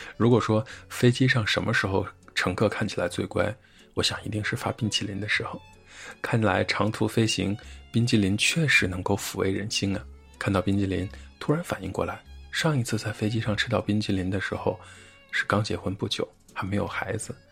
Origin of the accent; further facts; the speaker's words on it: China; 我们都是从中国来的外国人